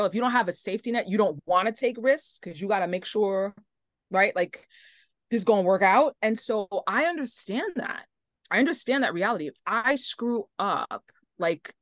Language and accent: English; New York, United States; I'm from New York, born and raised